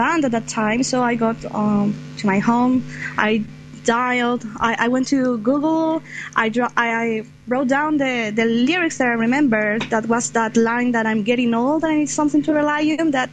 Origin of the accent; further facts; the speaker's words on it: Santiago, Santiago Metropolitan Region, Chile; I'm from Santiago of Chile